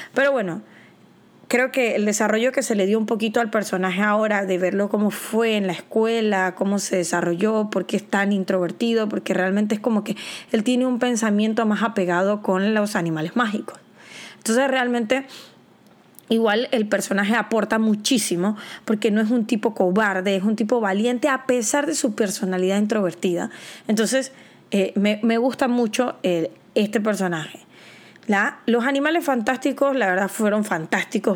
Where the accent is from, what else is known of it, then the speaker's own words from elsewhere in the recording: Panama; yo soy de Panamá